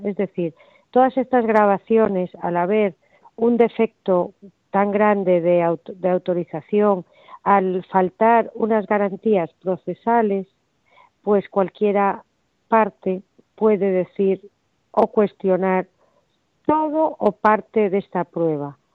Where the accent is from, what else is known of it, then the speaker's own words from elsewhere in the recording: Spain; como ciudadana española